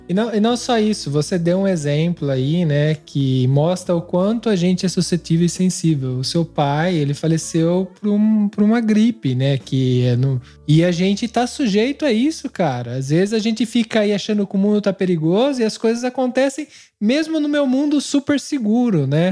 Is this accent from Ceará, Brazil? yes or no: no; interior of São Paulo, Brazil; moved away as an adult; also born or lived in São Carlos; now in Italy; a gente vem do interior de São Paulo